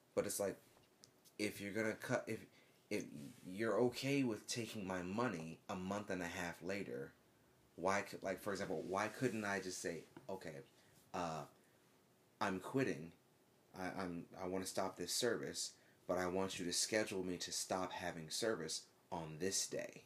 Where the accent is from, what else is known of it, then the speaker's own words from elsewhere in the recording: United States; moved away as an adult; also born or lived in Japan; being an American